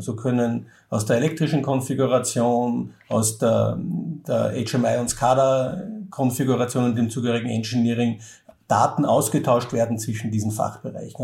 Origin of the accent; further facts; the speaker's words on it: Austria